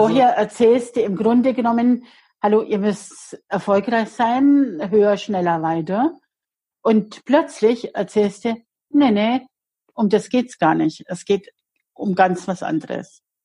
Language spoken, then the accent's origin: German; Bavaria, Germany; bei uns in Bayern